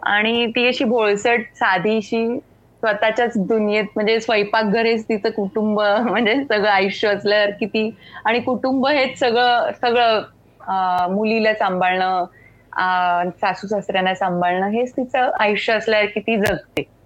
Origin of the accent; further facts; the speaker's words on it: Goa, India; मी खरं तर कोकणी आहे गोव्याची आहे मी त्यामुळे माझ्या कानावर कोकणी